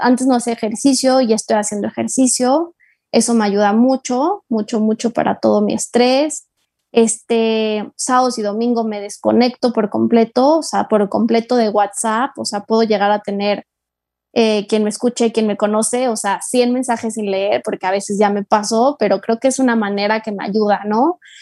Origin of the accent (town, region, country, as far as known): Mexico